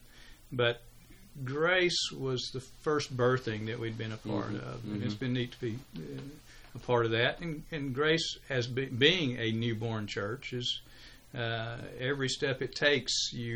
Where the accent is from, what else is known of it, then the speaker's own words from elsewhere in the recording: Chattanooga, Tennessee, United States; moved away as an adult; also born or lived in Augusta, Georgia; Chattanooga, Tennessee, which was my home